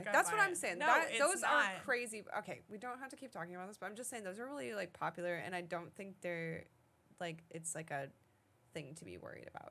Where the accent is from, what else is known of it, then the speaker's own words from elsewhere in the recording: Florida, United States; moved away; also born or lived in Renton / Denton, Texas; I was raised in Florida.